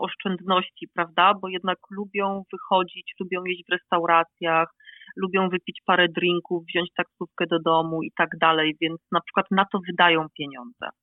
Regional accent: Poland; moved away as an adult; now in Scotland; Ja wyjechałam z Polski tuż po studiach

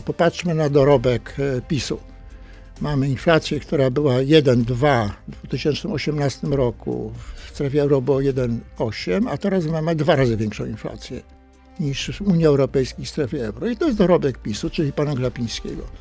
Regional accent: Toruń, Kuyavian-Pomeranian Voivodeship, Poland; obaj pochodzimy z Torunia

